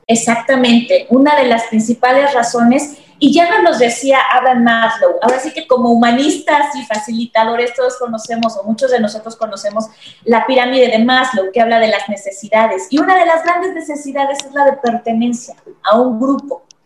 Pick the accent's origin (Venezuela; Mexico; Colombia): Mexico; como mexicanos estamos muy condicionados